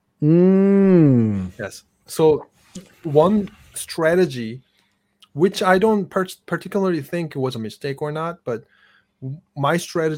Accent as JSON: {"language": "English", "country": "South Korea", "tie": "born or raised there", "second_language": "English", "moved": "as an adult", "lives_now": "United States", "said": "when I was growing up in Korea"}